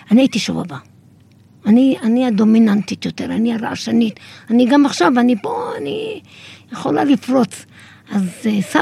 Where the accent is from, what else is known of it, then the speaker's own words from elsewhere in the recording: Kiryat Shmona, Northern District, Israel; אני זוכרת שקריית שמונה היו השיכונים שאנחנו גדלנו בהם, והיו וילות, קוטג'ים.